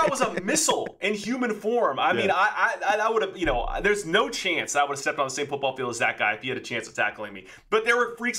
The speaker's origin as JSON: {"language": "English", "town": "Fresno", "region": "California", "country": "United States", "also_born_or_lived": "North Carolina", "moved": "as an adult", "said": "I am from Fresno, California."}